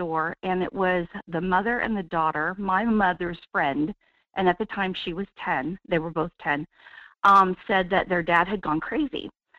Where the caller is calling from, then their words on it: Wasilla, Alaska, United States; Good morning, Michael. … in Wasilla.